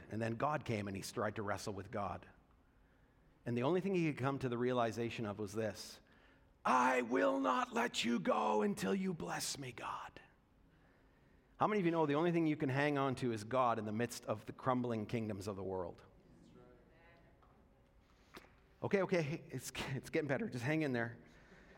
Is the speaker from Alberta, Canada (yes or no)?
yes; Alberta, Canada; I experienced by growing up in Alberta